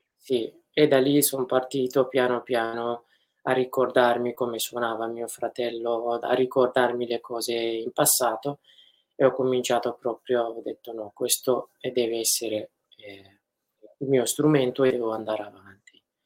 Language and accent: Italian; Afrin, Aleppo Governorate, Syria; now in Italy; sono nato ad Aleppo e cresciuto ad Afrin